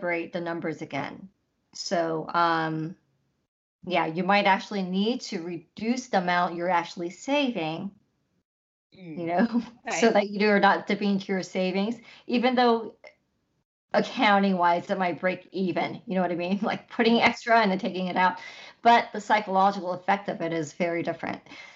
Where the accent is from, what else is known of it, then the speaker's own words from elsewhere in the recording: Los Angeles, California, United States; LA is where I live